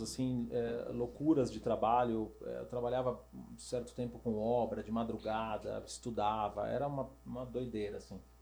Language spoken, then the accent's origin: Portuguese; São Paulo, Brazil; sou daqui de São Paulo, nasci a vida toda... É, nasci e vivi aqui um tempão.